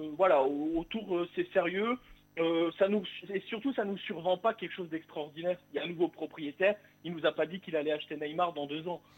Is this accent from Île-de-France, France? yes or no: no; Bourgogne-Franche-Comté, France; moved away; also born or lived in Toulouse; Je suis redevenu, à, redevenu franc-comtois depuis peu